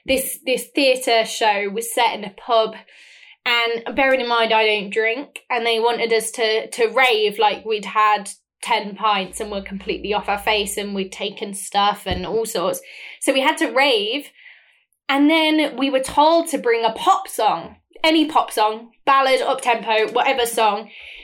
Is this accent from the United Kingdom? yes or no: yes; England, United Kingdom; accent: northern English; It's toned down a lot, but I think because I was so northern, it did used to sound like not British.